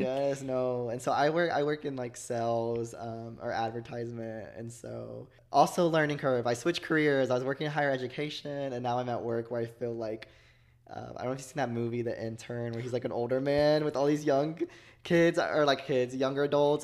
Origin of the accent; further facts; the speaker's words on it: Joshua, Texas, United States; moved away as an adult; also born or lived in Fort Worth, Texas / Stephenville, Texas / Arkansas; I grew up in Texas, actually. Oh. A small town called Joshua, Texas.